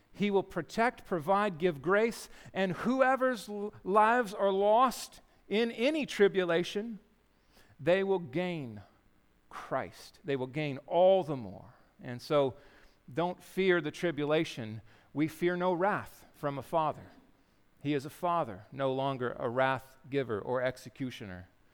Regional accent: Yakima, Washington, United States; growing up in Yakima

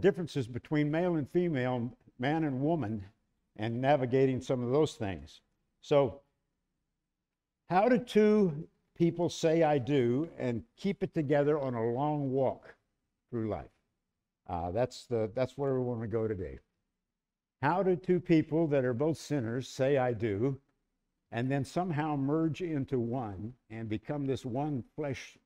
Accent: Texas Hill Country, United States; I grew up in the Texas Hill Country, and I was a country boy.

